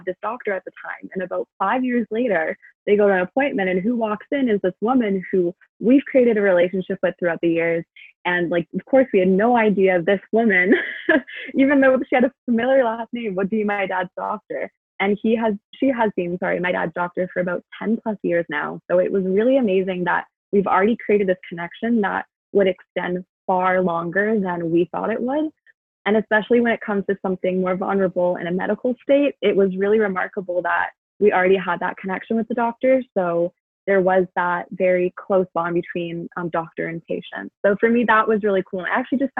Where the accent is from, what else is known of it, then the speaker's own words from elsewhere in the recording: Vancouver, British Columbia, Canada; I grew up in Vancouver